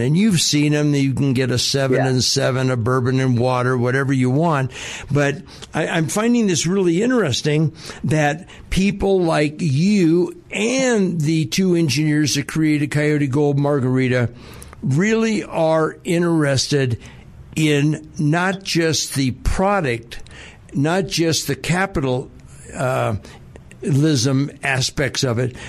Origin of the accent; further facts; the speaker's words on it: Southern California, United States; now in Denver, United States; growing up in Southern California